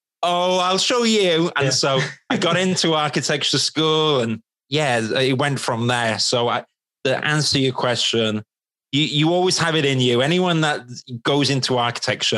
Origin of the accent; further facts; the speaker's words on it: Wales, United Kingdom; moved away as an adult; now in London, United Kingdom; I'm Welsh. And, you know, I was the guy in the village back in Wales